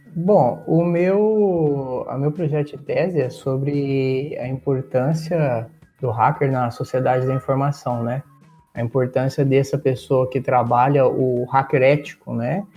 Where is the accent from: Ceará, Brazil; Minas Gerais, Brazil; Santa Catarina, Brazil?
Minas Gerais, Brazil; Uberlândia; moved away as an adult; also born or lived in Portugal; como eu tinha lá na minha cidade, de Uberlândia